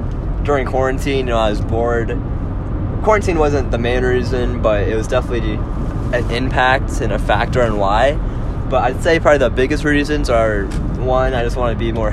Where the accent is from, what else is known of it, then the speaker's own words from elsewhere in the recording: Vail, Arizona, United States; also born or lived in Sahuarita; I grew up in Vail for my elementary and kind of middle school days